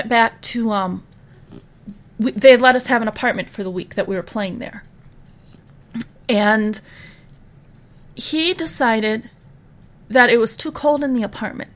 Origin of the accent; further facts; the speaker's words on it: Minnesota, United States; I'm from Minnesota